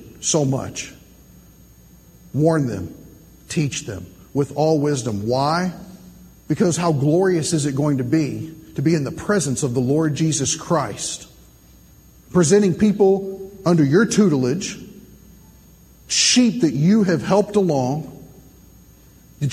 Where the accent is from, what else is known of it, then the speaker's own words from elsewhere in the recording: Kentucky, United States; now in Indiana, United States; originally I'm from Kentucky. I'm a missionary to Indiana.